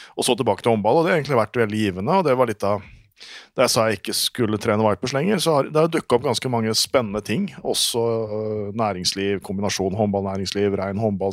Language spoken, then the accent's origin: Norwegian; Norway; now in Denmark; for meg som nordmann i Danmark